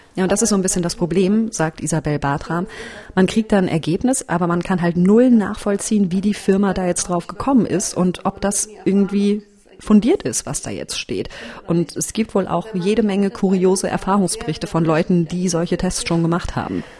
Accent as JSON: {"language": "German", "region": "village in North Rhine-Westphalia", "country": "Germany", "said": "Dorf, Nordrhein-Westfalen. Meine Familie väterlicherseits ist aus Münster. Mütterlicherseits ist es so, dass mein Opa aus der Region stammt, wo ich jetzt auch herkomme, aus dem kleinen Dorf"}